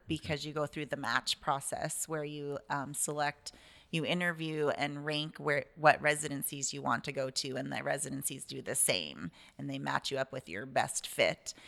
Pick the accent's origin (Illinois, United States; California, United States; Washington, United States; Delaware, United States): Washington, United States; Sequim; also born or lived in East Coast, United States; I grew up in Squim, Washington, um, since I was seven